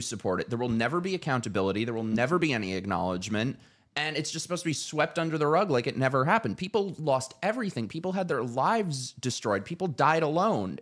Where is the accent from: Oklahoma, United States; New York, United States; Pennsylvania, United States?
New York, United States; New York City; moved away as an adult; now in Florida, United States; I was born in New York City, lived there my whole life